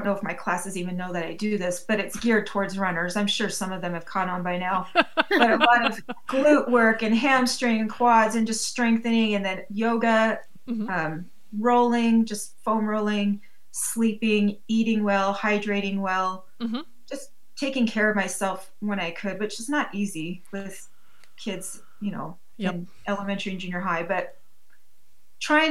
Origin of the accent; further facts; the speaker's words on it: Eugene, Oregon, United States; moved away; I've done the Eugene Marathon, because that's my hometown